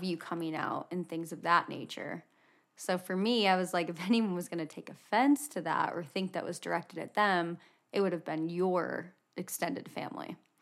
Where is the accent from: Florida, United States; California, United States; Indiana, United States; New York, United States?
Indiana, United States; moved away as an adult; now in Utah, United States; I was born and raised in a pretty small town in Indiana